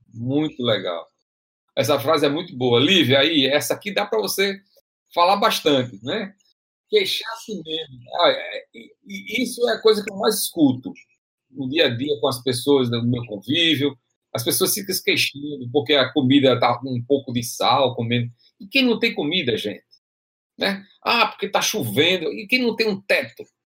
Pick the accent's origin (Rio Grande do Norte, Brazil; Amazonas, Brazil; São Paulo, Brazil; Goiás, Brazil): Rio Grande do Norte, Brazil; Açu; moved away; eu venho do interior, lá do Açu, a terra que eu nasci lá em, em Açu